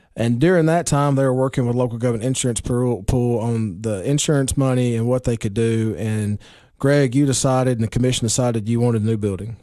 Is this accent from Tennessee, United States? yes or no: yes; Baxter, Tennessee, United States; I'm from Baxter